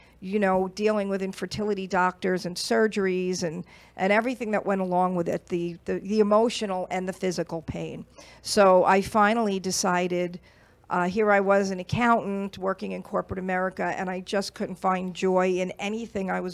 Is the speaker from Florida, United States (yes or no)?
no; Long Island, New York, United States; I'm a girl from New York, Long Island, New York.